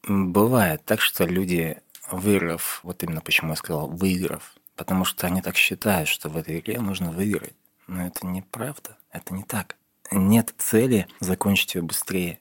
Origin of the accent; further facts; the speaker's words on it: Yekaterinburg, Sverdlovsk Oblast, Russia; когда я был в детстве в Екатеринбурге, да, мне уже было 14 лет